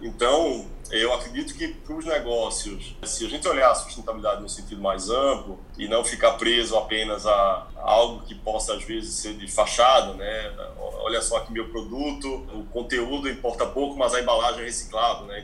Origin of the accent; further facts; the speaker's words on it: Pernambuco, Brazil; also born or lived in Barcelona, Spain; now in São Paulo, Brazil; Eu sou pernambucano